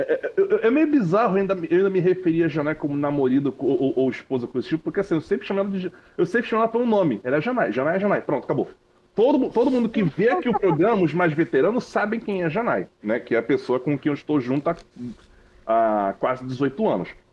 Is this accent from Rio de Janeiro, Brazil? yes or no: yes; Rio de Janeiro, Brazil; eu sou do Rio